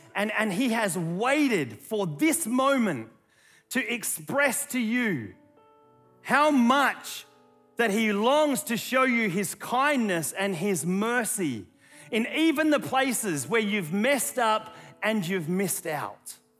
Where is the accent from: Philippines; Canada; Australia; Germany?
Australia; accent: Aussie; my Aussie accent